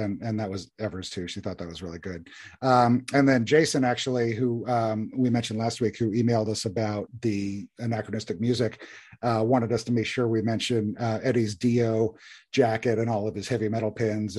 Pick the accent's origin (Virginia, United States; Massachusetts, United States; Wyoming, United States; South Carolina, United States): Virginia, United States; Southeastern; when I was growing up in Southeastern Virginia.